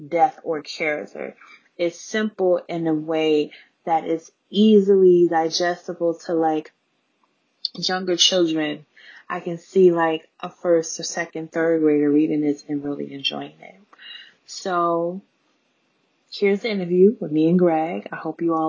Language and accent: English; Chicago, Illinois, United States; I was born and raised in Chicago.